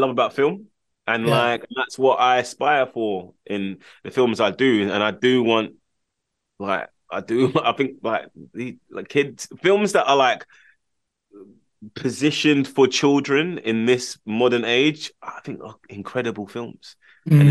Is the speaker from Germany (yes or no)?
no; London, United Kingdom; I'm from Camden